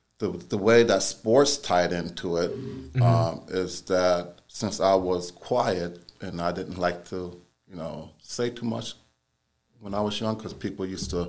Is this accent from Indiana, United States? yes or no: no; San Diego, California, United States; when I was just a young boy, black boy, growing up in San Diego, California.